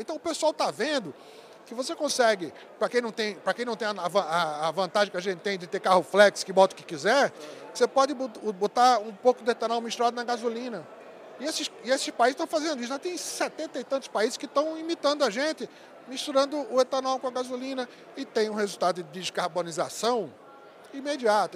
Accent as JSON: {"language": "Portuguese", "region": "Pernambuco", "country": "Brazil", "also_born_or_lived": "Mato Grosso do Sul", "moved": "as an adult", "said": "sou pernambucano, você já adivinhou, né? Pelo nome e pelo sotaque"}